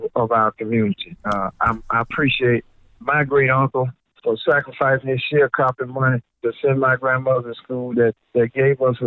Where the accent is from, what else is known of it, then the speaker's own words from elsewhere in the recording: Memphis, Tennessee, United States; I'm from Memphis, Tennessee. My high school was Melrose.